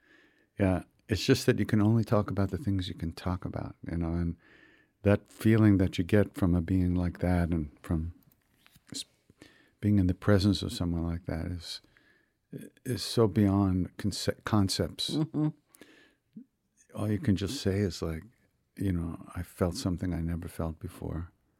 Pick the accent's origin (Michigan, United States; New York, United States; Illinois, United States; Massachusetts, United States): New York, United States; Long Island; I grew up on Long Island.